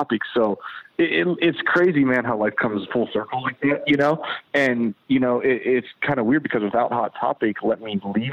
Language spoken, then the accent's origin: English; Avella, Pennsylvania, United States; moved away; also born or lived in Pittsburgh, Pennsylvania; I'm originally from Pittsburgh, PA. I grew up in a small ass town, you know, probably like 35 minutes out of the city called Avella, Pennsylvania.